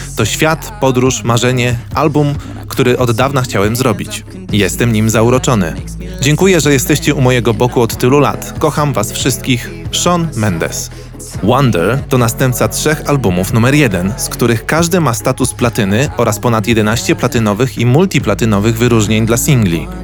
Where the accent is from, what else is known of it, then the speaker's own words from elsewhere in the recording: Wołomin, Masovian Voivodeship, Poland; ja jestem z Wołomina, który ma tam z 30 tysięcy, ale jest bardzo blisko Warszawy